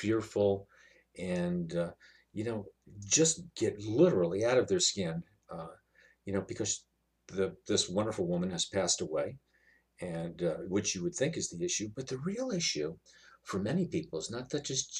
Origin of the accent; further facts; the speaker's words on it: New York City, New York, United States; I come from Brooklyn, New York